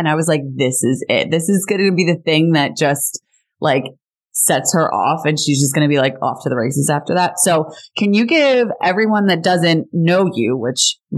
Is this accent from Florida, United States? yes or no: no; New Jersey, United States; I grew up in Jersey